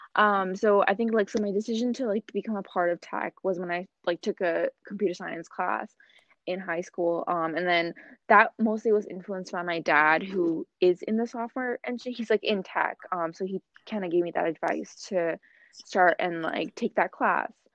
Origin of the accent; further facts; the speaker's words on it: Boston, Massachusetts, United States; am from Boston, Massachusetts, um, from the United States.